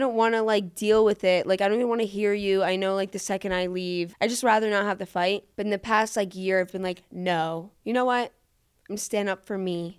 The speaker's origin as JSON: {"language": "English", "region": "Florida", "country": "United States", "also_born_or_lived": "New York / Boulder, Colorado", "accent": "New York", "moved": "as an adult", "said": "I'm from Florida. Even though where I am from in Florida is liberal"}